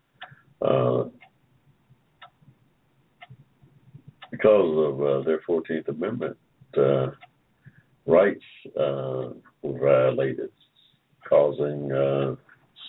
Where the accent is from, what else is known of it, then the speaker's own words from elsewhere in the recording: Georgia, United States; I was born in Georgia in 1945